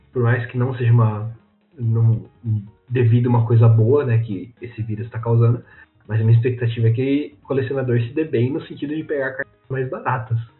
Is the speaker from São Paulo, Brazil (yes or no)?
yes; Santa Bárbara d'Oeste, São Paulo, Brazil; a gente mora aqui no interior de São Paulo. Eu sou de Santa Bárbara